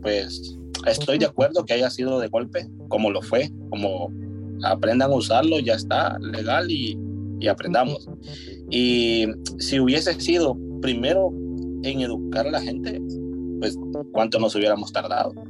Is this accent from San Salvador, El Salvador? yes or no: no; San Miguel, El Salvador; yo soy del Salvador, yo soy de San Miguel, que es la cabecera de, los oriente del país. Estoy a alrededor de tres horas de la capital.